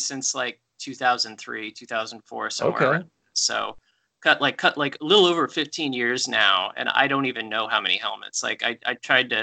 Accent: Anchorage, Alaska, United States; moved away; I grew up in Anchorage, Alaska

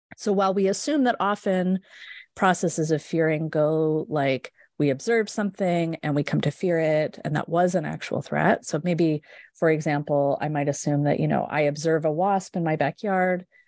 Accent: west coast of Canada, Canada; moved away as an adult; also born or lived in Edmonton, Alberta / Halifax, Nova Scotia; now in Michigan, United States; I grew up in Canada, on the west coast of Canada

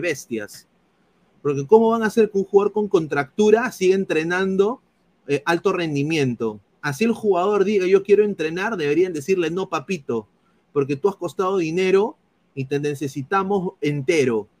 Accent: Peru; yo soy peruano

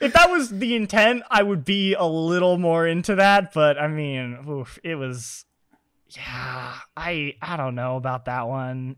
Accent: Vermont, United States; I'm from Vermont, uh, the home of Burton

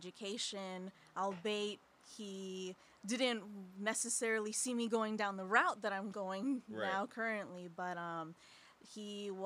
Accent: Skokie, Illinois, United States; now in Aurora, United States; I'm originally from Skokie, Illinois, so I grew up

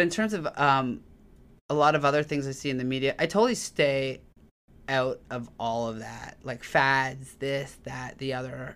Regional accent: Toronto, Ontario, Canada; So I grew up in Tor, in Toronto, Canada

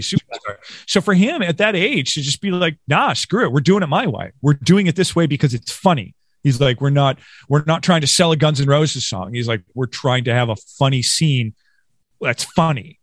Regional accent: Western New York, United States; growing up in Western New York

